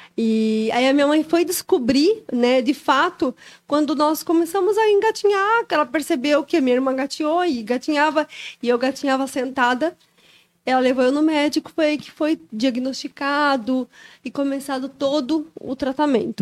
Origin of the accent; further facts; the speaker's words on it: Joinville, Santa Catarina, Brazil; Sou daqui de Joinville, natural aqui de Joinville.